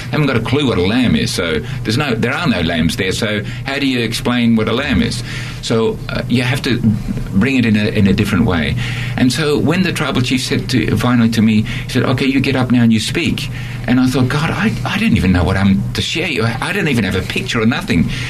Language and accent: English; Australia; moved away; also born or lived in Netherlands / Borneo; I'm an Australian and um, I lived in Holland for 10 years and then went back to Australia